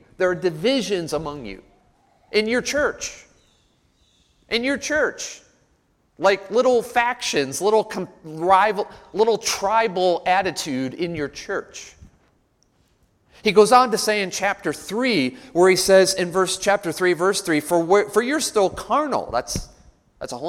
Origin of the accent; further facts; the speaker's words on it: Chicago, Illinois, United States; now in Nashville, United States; I grew up in Chicago, so I'm used to it